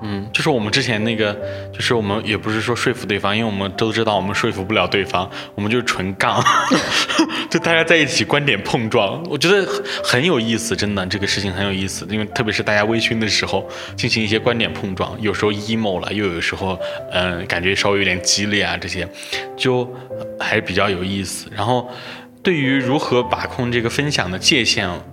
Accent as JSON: {"language": "Chinese", "region": "Anhui", "country": "China", "tie": "born or raised there", "moved": "yes", "lives_now": "Chengdu, China", "said": "我是，呃，老家安徽的"}